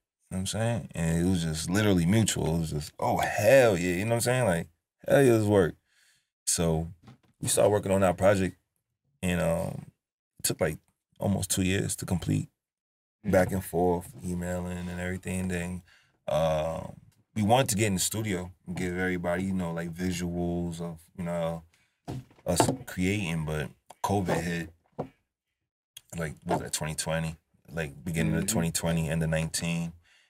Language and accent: English; New York, United States; But I think people forget, like, I'm from New York, so I don't make just trap beats.